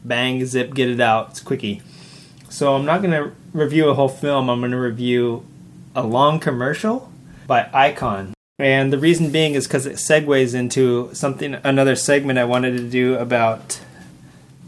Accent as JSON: {"language": "English", "region": "the South", "country": "United States", "said": "Howie and I come from the South"}